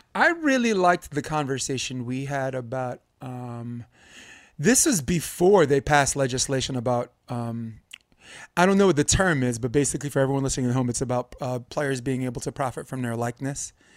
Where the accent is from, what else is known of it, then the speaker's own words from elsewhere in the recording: New York, United States; I'm growing up in New York. I felt like everyone on my block could freestyle except for me.